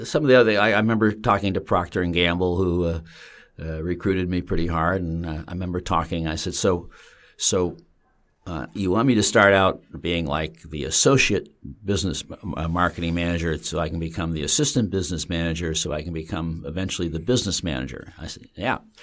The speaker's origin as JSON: {"language": "English", "town": "Bolton Landing", "region": "New York", "country": "United States", "tie": "born or raised there", "said": "I grew up, uh, in the mountains, uh, in a spectacularly beautiful place"}